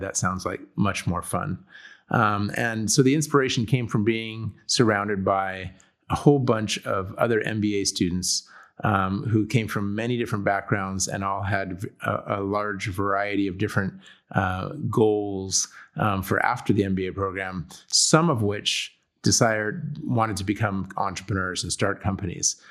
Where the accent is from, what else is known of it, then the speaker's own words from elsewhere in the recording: San Diego, California, United States; also born or lived in Chicago / England; I am from, I grew up in San Diego, California, Southern California